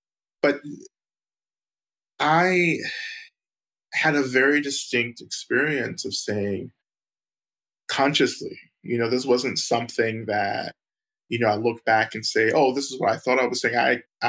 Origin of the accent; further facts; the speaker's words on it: the South, United States; And for me, again, growing up in the South, growing up in the Black church, you know, Black religion was so policed, you know, by white communities.